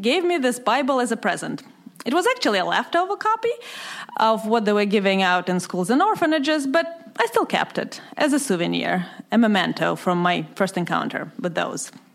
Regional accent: Moscow, Russia; English is a second language; moved away as an adult; Growing up in the Soviet Union

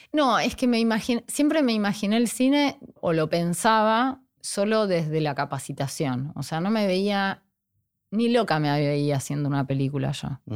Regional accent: Avellaneda, Buenos Aires Province, Argentina; moved away as an adult; also born or lived in Mexico; now in Jujuy, Argentina; yo viví toda mi infancia en Avellaneda hasta la adolescencia.

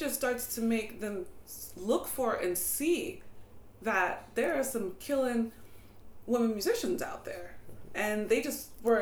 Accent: Hempstead, New York, United States; I grew up on Long Island in Hempstead

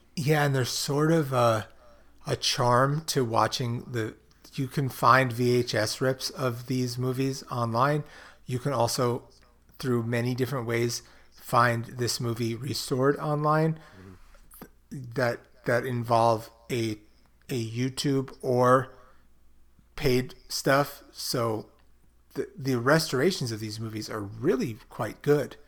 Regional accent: New York City, New York, United States; growing up in Brooklyn, there was Fulton Mall

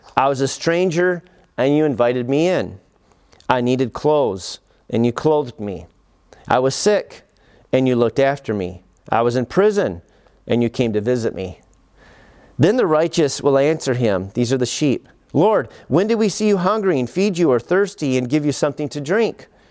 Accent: United States; as an American

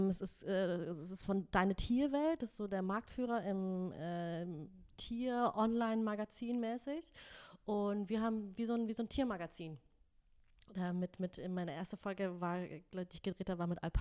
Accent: Nuremberg, Bavaria, Germany; Ich bin ja aus Nürnberg, stimmt, ist ja, ja, eher Franken

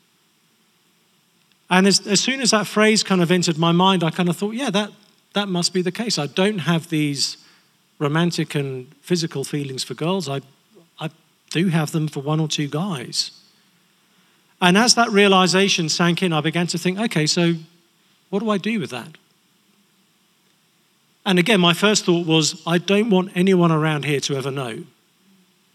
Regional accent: England, United Kingdom; we're English

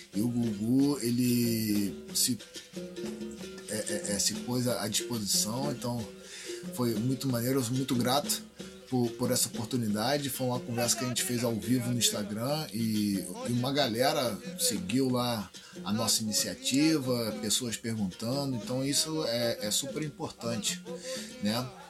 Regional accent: Rio de Janeiro, Brazil; E eu cresci ali em Santa Teresa, né? Em Santa Teresa é, é um local bem único no Rio de Janeiro

